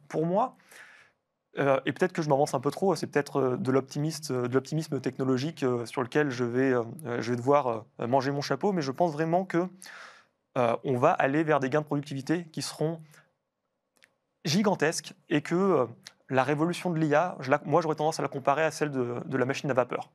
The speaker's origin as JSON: {"language": "French", "country": "France", "said": "nous, en tant que Français"}